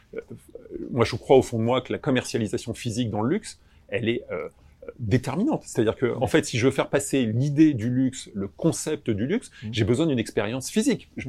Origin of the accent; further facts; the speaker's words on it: Créteil, Île-de-France, France; Je suis né à Créteil